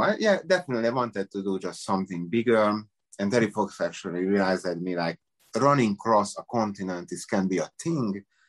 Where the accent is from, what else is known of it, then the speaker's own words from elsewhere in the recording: Budapest, Hungary; English is a second language; moved away as an adult; also born or lived in Las Vegas / San Diego / Miami; now in United States; I'm from Hungary, Budapest